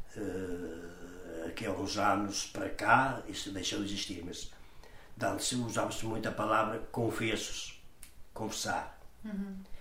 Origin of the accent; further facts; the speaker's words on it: Portugal; Eu nasci em São Trocado aqui no ciclo há uma estrada da parte de cima, uhum. chamam-lhe a Cruz. Nasci ali e depois ali vim pequenino